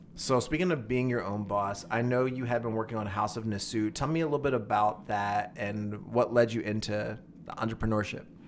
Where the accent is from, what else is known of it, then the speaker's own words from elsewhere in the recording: Philadelphia, Pennsylvania, United States; moved away; I'm originally from Philly